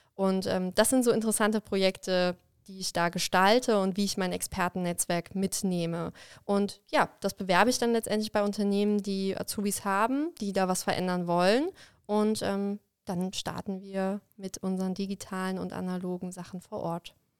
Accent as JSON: {"language": "German", "area": "Koblenz area", "region": "Rhineland-Palatinate", "country": "Germany", "tie": "born or raised there", "said": "in meiner Heimat und habe dann in Koblenz angefangen zu studieren"}